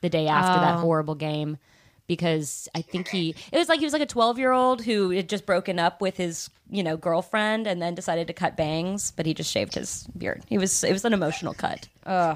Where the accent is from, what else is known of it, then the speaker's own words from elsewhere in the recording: Atlanta, Georgia, United States; moved away; It's my hometown.